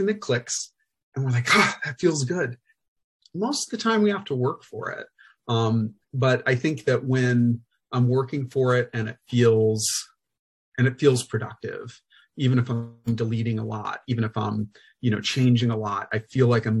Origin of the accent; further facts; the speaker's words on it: Central Illinois, United States; I grew up in Central Illinois in a really diverse school district